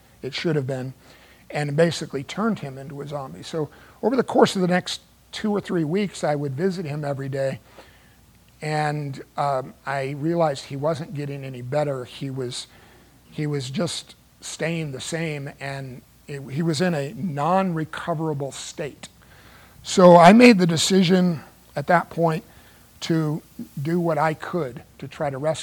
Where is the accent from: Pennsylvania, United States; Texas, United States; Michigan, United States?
Texas, United States; Dallas; moved away as an adult; now in Los Angeles, United States; when I was 20 years old, I moved back on my own from Dallas back here to the Los Angeles area